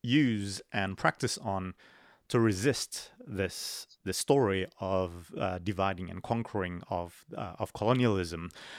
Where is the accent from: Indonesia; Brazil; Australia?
Indonesia; growing up in Indonesia